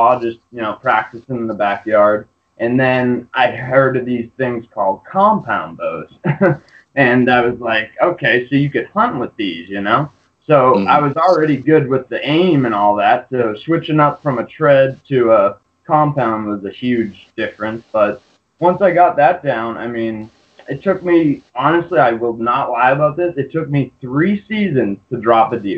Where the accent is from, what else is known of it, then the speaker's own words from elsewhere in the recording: Cape Cod, New England, Massachusetts, United States; I'm actually from New England, like Cape Cod area.